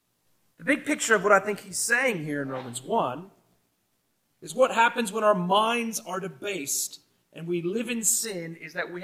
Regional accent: United States; now in Australia; in my home country of America

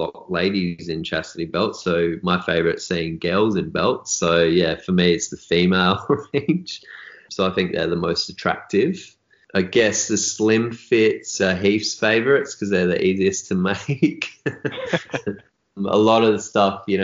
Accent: Australia; born or raised there

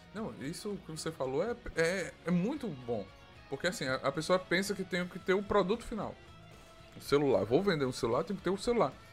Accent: Arapiraca, Alagoas, Brazil; eu sou também do Nordeste, Arapiraca

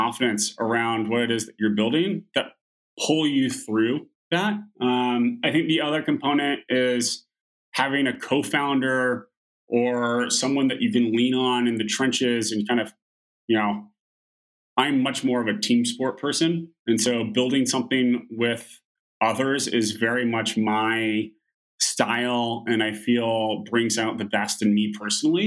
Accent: Oklahoma, United States; moved away; growing up in Oklahoma, very few of my friends left sort of the Oklahoma and Texas area to go to university

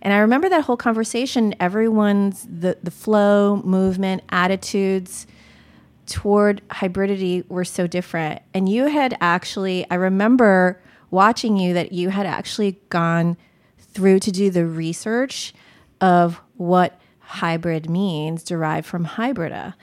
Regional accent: United States; I was born in America

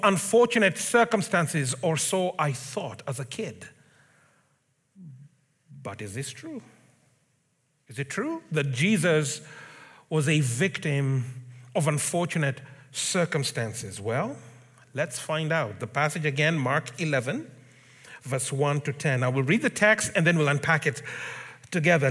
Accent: Kenya; moved away; I grew up in Africa. I'm Kenyan, in case it wasn't obvious. So I grew up in Kenya

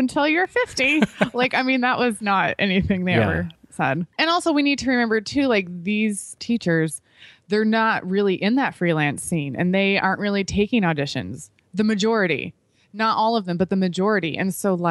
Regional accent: Chicago, Illinois, United States; I grew up in Chicago area

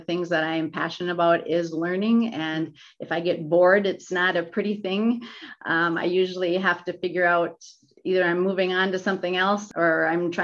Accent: Minnesota, United States; I grew up in Minnesota

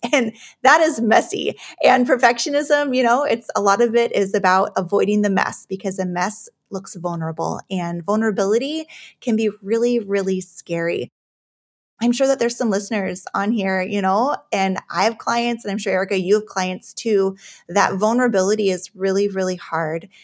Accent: Juneau, Alaska, United States; I was actually born and raised in Alaska, uh, in Juneau

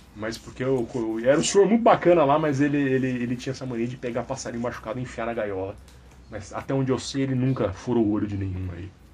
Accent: Jundiaí, São Paulo, Brazil; na minha infância muito comum lá em Jundiaí

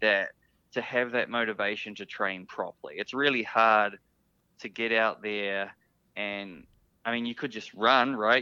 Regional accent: New Zealand; being a New Zealander.

